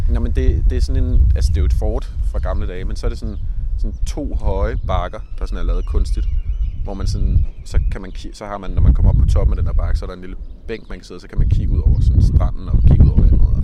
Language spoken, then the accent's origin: Danish; Copenhagen, Capital Region of Denmark, Denmark; born or raised there; also born or lived in Frederiksberg